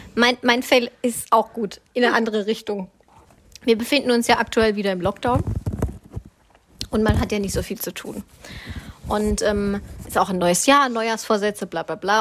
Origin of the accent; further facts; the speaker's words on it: Swabia, Germany; bin ich Schwabe durch und durch